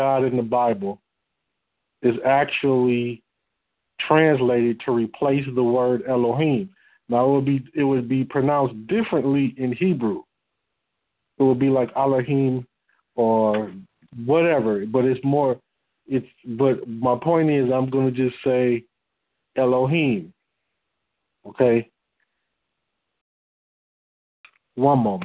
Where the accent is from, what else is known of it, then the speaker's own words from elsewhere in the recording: Detroit, Michigan, United States; I'm from Detroit.